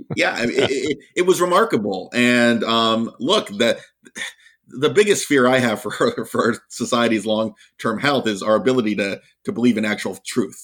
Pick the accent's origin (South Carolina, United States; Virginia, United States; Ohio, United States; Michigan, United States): Virginia, United States; my home state of Virginia